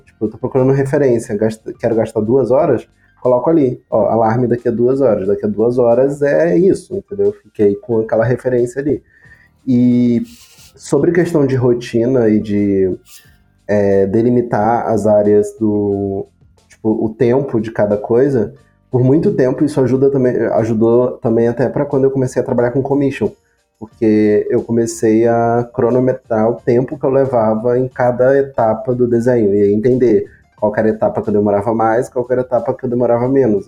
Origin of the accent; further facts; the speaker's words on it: Brazil; A gente é brasileiro